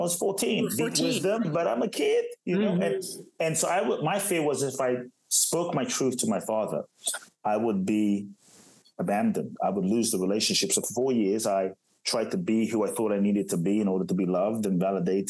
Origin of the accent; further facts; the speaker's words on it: Ghana; also born or lived in Los Angeles, United States / Phoenix, United States / Miami, United States; now in Brazil; I was born in Ghana, West Africa.